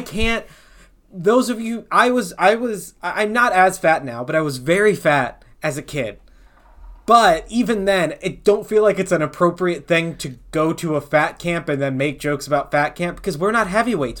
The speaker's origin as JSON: {"language": "English", "region": "the South", "country": "United States", "said": "we're from the South"}